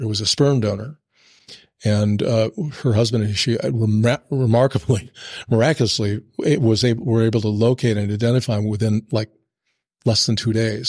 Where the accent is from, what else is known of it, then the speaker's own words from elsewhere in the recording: Burlington, Iowa, United States; we moved back uh, uh, to my hometown in Burlington